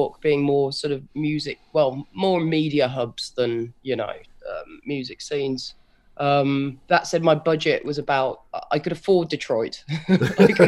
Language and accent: English; Solihull, West Midlands, United Kingdom; also born or lived in Wednesbury; now in United States; I was born in Wensbury, and then we moved to Solihull when I was about 10 weeks old